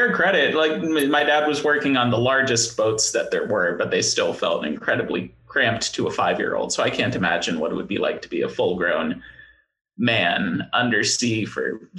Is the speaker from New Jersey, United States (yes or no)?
no; Hawaii, United States; born there; also born or lived in California / Connecticut / Washington; I was born in Hawaii, of all places.